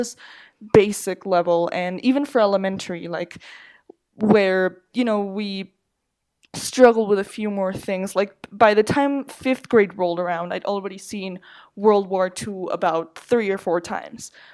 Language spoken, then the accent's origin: English; Mexico City, Mexico; I'm from Mexico City. Just lived here all my life